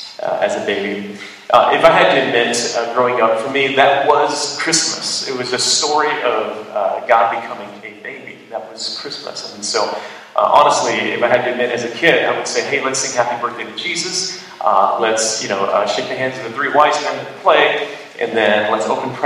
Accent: United States; I'm an American

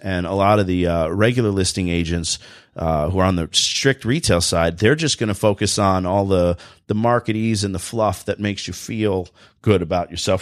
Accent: New Jersey, United States; accent: Jersey voice; now in Michigan, United States; I'm from New Jersey originally

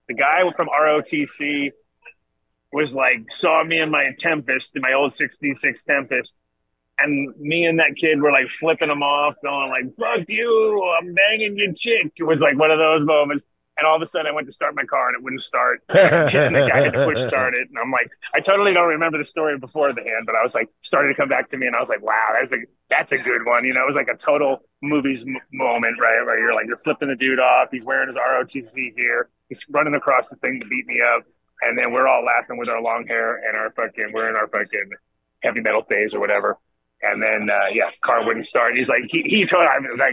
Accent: Rhode Island, United States; also born or lived in Colorado; I grew up in Rhode Island

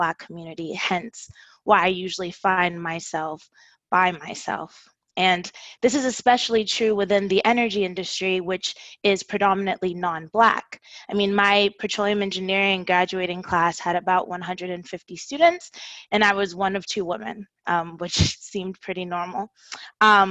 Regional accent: Houston, Texas, United States; I was born in Houston

